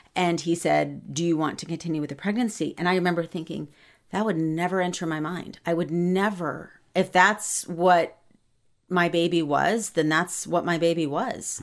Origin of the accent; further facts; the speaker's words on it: Ohio, United States; I was born in Ohio